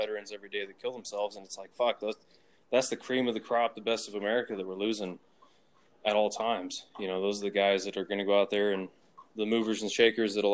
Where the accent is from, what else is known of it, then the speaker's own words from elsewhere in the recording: Midwest, United States; I'm from the Midwest, pretty regular guy.